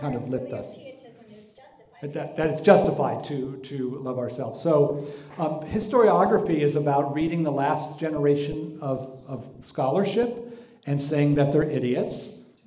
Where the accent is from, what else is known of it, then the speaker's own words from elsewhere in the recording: Palos Verdes, California, United States; I was raised in Palos Verdes